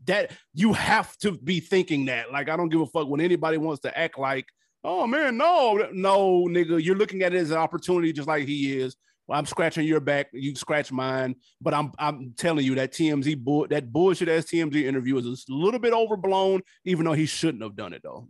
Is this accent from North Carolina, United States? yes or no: no; Nashville, Tennessee, United States; moved away; I'm from Nashville